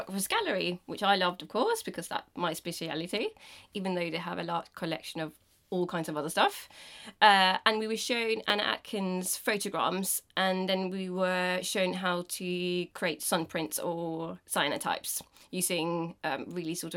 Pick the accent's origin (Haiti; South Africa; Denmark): Denmark; English is a second language; now in England, United Kingdom; I'm from Denmark